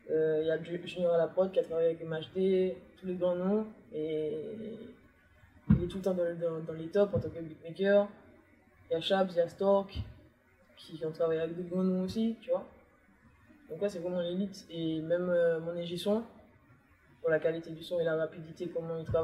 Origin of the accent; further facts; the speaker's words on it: Martinique; je suis pas Guadeloupéenne. J'adore la Guadeloupe, on est ensemble. Hein. J'ai eu cet esprit en Martinique.